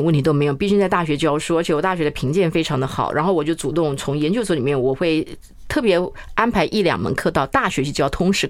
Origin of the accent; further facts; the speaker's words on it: Chaozhou, Pingtung County, Taiwan; moved away; 因为不是那么多人知道我是出生在潮州。